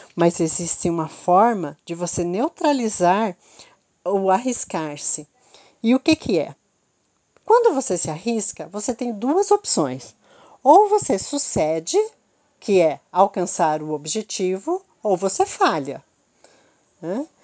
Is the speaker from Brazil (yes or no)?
yes; Curitiba, Paraná, Brazil; Eu sou de Curitiba